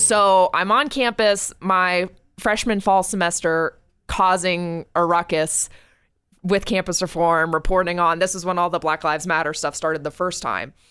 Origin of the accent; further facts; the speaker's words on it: New Hampshire, United States; It's my home state